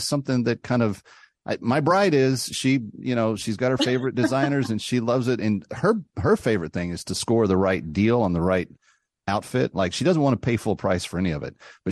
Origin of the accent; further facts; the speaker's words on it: Texas, United States; I'm from Texas